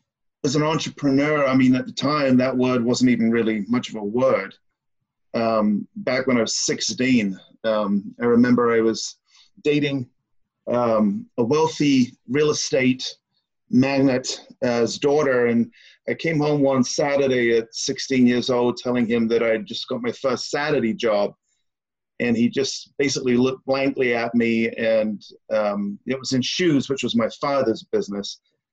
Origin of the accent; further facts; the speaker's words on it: South East England, United Kingdom; now in United States; I'm from {S5} the southeast of England.